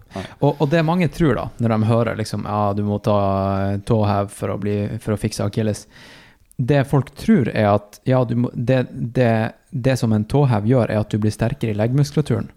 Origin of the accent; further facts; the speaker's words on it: Tromsø, Troms, Norway; moved away; also born or lived in Oslo; jeg er tilbake i Tromsø. Eh, min hjemby.